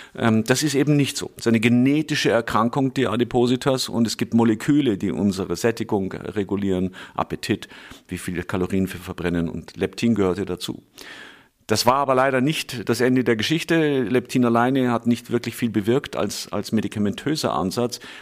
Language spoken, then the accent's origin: German; Munich, Bavaria, Germany; moved away as an adult; also born or lived in United States; ich gebürtiger Münchner bzw. Schwabinger bin, hier aufgewachsen